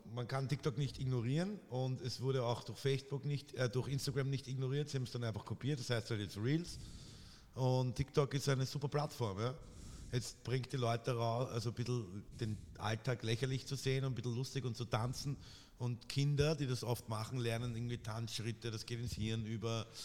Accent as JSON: {"language": "German", "region": "Vienna", "country": "Austria", "said": "als echter Wiener"}